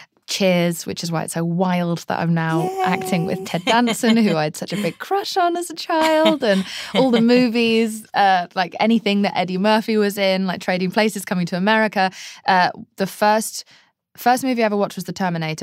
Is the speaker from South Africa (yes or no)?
no; England, United Kingdom; Television shaped me as a childhood. That was my main thing.